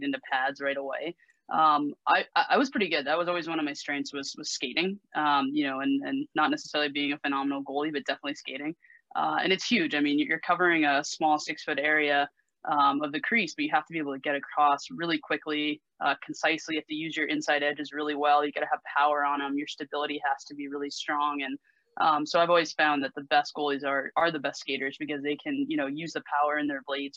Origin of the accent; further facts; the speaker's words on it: Simsbury, Connecticut, United States; I grew up in Simsbury, as you said. So I grew up right near Westminster School